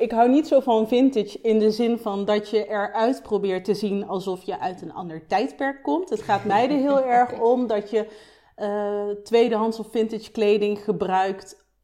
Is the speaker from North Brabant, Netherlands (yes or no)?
no; Nijmegen, Gelderland, Netherlands; also born or lived in Amsterdam; now in Delft, Netherlands; ik kom uit Nijmegen. ik ben ooit in Delft beland met, eh, ja, met een vriendje met wie ik ging samenwonen op de Begijnhof.